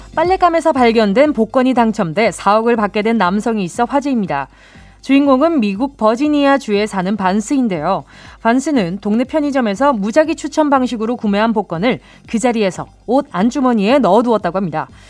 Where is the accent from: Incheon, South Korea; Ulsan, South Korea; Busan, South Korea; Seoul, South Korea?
Busan, South Korea; born or raised there